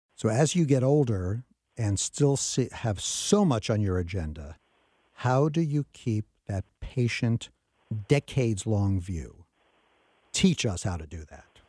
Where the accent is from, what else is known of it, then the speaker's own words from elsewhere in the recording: New York, United States; When I was a kid growing up in New York